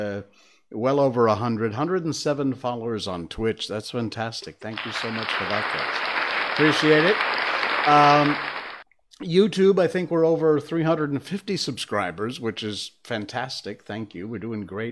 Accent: Connecticut, United States; moved away; we were born and bred in Connecticut, which is in the Northeast U.S.

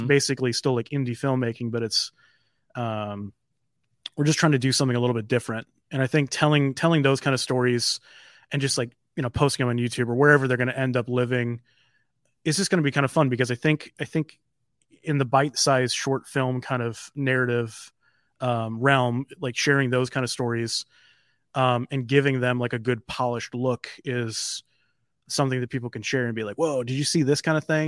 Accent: Midwest, United States; being a Midwesterner

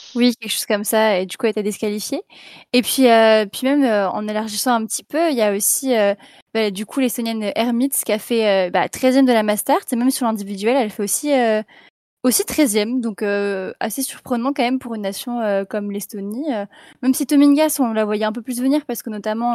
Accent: Brittany, France; je suis bretonne

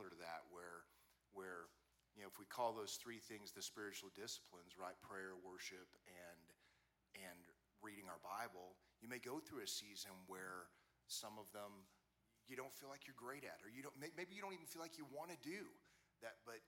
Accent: Wichita, Kansas, United States; I grew up in Wichita, Kansas

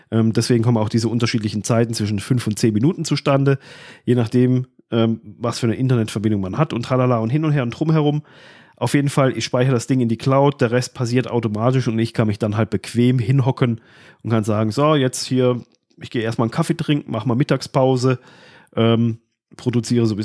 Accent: Baden-Württemberg, Germany; ich komme zwar aus Südbaden

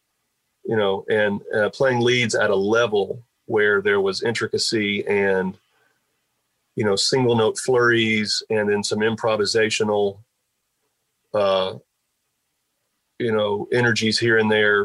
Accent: Asheville, North Carolina, United States; growing up in Asheville, there was a studio there

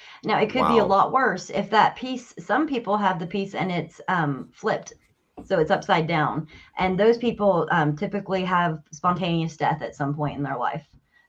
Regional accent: Wyoming, United States; born there; also born or lived in Chicago / Colorado Springs; So I grew up bouncing all over the States. We moved every 2 years. I was born in Wyoming, but I lived in Chicago. I lived in downtown Colorado Springs

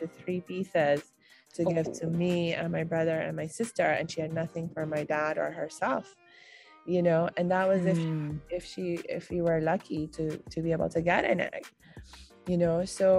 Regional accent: India; also born or lived in Pakistan; And certainly the way it used to be traditionally, and when I was growing up in India and Pakistan, that was back in the 80s and 90s, you know, and my family was fairly traditional in our lifestyle.

